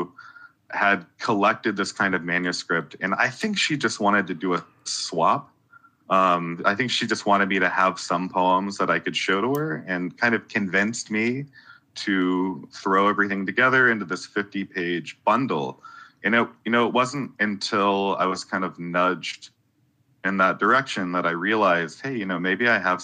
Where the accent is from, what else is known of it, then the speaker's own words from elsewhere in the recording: South Carolina, United States; now in Athens, United States; I grew up in South Carolina